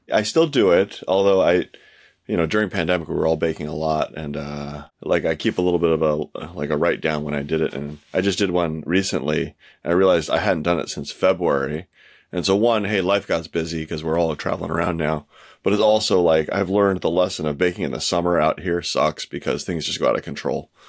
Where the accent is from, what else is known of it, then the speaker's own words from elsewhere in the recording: California, United States; I grew up in California